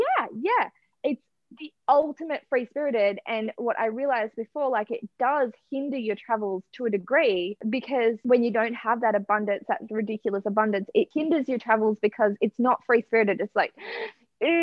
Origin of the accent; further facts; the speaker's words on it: Noosa, Queensland, Australia; my hometown of Noosa, Sunrise Beach.